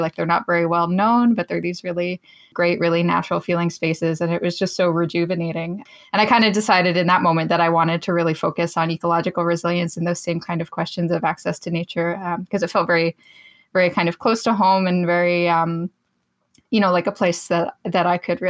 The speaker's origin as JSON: {"language": "English", "region": "Nova Scotia", "country": "Canada", "tie": "born or raised there", "said": "I grew up in Nova Scotia in a fairly rural community"}